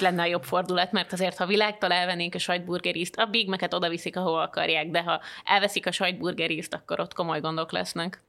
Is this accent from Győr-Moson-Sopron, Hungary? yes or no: yes; around Sopron, Győr-Moson-Sopron, Hungary; én Sopron környékén nőttem föl